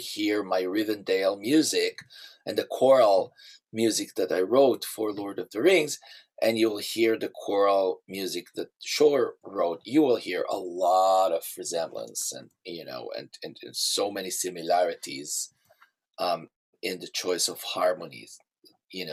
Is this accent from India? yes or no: no; Israel; moved away; I grew up in Israel